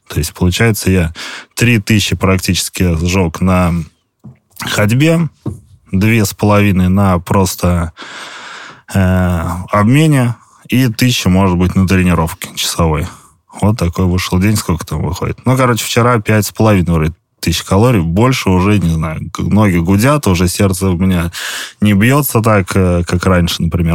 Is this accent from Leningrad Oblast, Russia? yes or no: yes; Leningrad Oblast, Russia; я из Ленобласти